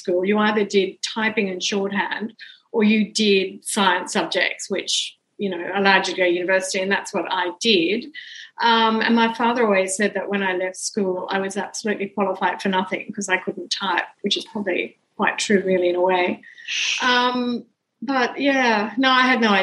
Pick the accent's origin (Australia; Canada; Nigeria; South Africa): Australia; Brisbane, Queensland; I grew up in Brisbane, went to school in Brisbane